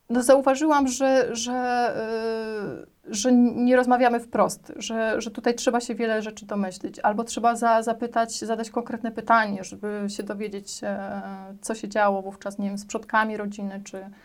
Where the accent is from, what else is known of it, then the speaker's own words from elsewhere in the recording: Warsaw, Masovian Voivodeship, Poland; przyjechałam z Warszawy i że nic nie wiem o Śląsku, że nie jestem stąd.